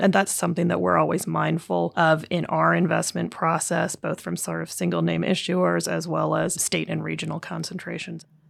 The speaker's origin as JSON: {"language": "English", "country": "Canada", "tie": "born or raised there", "also_born_or_lived": "Vancouver, Canada / Durham, United States / New York, United States", "moved": "as an adult", "lives_now": "United States", "said": "I am a Canadian by background. Uh, I did my undergrad at U B C in Vancouver"}